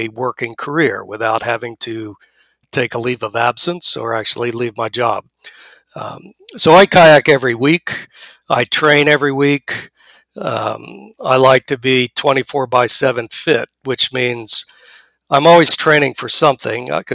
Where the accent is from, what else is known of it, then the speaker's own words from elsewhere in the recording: Ohio, United States; As a kid, I grew up in Ohio